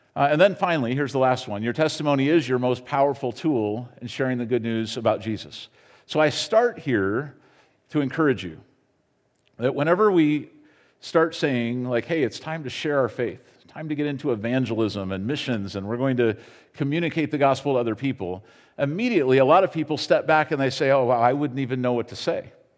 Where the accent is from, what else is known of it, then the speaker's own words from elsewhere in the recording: United States; as an American